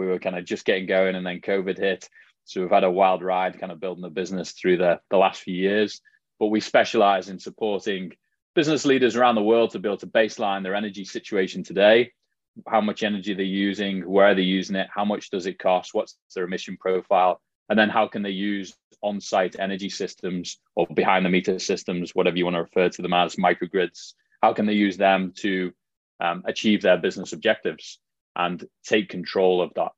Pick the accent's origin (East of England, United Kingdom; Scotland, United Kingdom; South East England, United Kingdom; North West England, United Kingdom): North West England, United Kingdom; Liverpool; accent: Scouse; also born or lived in Canada / Middle East / Australia; now in San Diego, United States; So my accent is definitely not a hardcore Scouse accent, as it would be referred to back home.